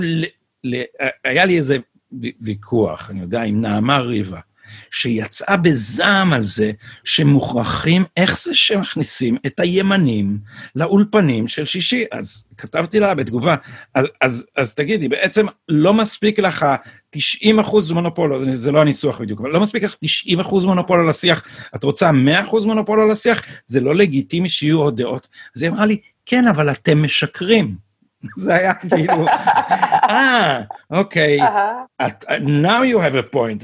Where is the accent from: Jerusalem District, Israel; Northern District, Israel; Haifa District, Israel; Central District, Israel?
Jerusalem District, Israel; Jerusalem; now in Tel Aviv, Israel; ואני לא גדלתי ברחביה, גדלתי בנווה שאנן